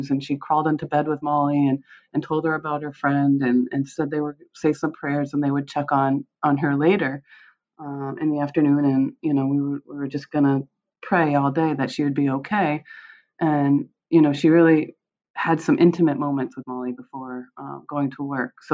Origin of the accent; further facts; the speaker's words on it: Michigan, United States; born there; I, I was born in Michigan. My mom is from Michigan, but my dad had grown up in Westmoreland.